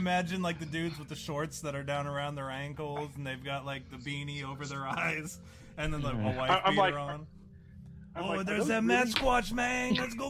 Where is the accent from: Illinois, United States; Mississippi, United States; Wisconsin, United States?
Wisconsin, United States; I grew up in Wisconsin for the most part.